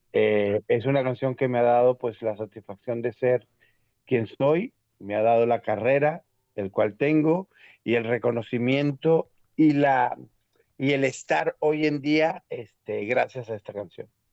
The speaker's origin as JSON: {"language": "Spanish", "country": "Venezuela", "tie": "born or raised there", "also_born_or_lived": "Mexico", "moved": "yes", "said": "yo nací en Venezuela, yo vengo de un país latino"}